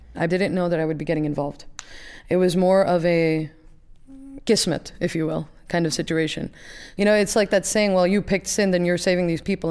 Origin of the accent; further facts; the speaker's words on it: New York, United States; accent: New York; I am very New York